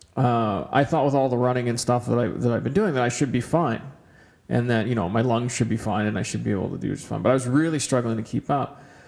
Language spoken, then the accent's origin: English; Kamloops, British Columbia, Canada; now in Edmonton, Canada; I grew up in Kamloops, BC, so uh, Edmonton was kind of a, a bit of a shock when I first moved here 20 years ago.